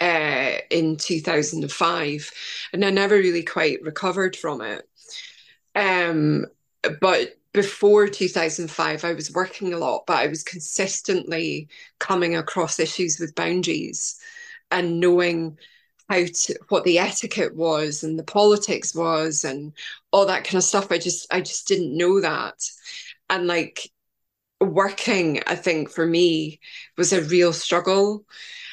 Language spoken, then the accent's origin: English; Scotland, United Kingdom; I know I'm Scottish